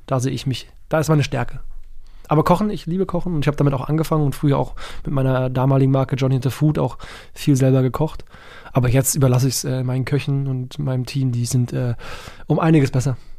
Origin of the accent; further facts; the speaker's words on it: Berlin, Germany; als Berliner Junge